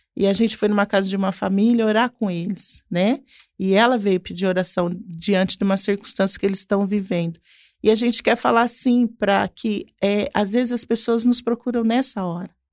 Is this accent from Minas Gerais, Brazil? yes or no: yes; Passos, Minas Gerais, Brazil; eu sou de Passos